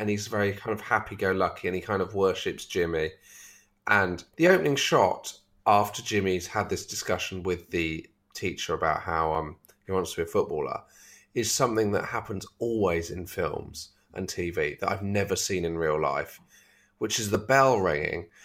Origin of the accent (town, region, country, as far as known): London, United Kingdom